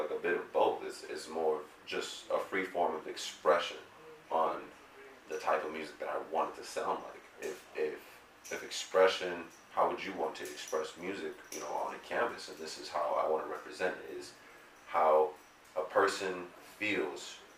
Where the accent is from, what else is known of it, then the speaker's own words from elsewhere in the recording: Long Beach, California, United States; also born or lived in Compton / Florida / San Bernardino; I'm from, I was born in Long Beach, raised kind of Long Beach, Compton, you know, Florida, back to here, mainly San Bernardino for quite some time.